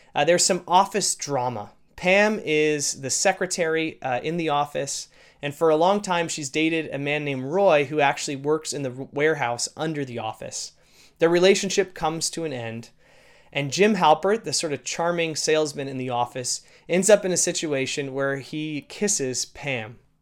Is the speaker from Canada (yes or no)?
yes; Canada; being a Canadian citizen